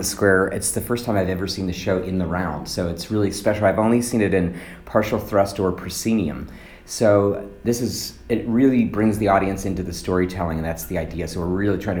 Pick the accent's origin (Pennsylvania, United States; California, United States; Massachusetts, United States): Pennsylvania, United States; Pittsburgh; I am from Pittsburgh, PA, proud member of that city. My little community in Pittsburgh is Dormont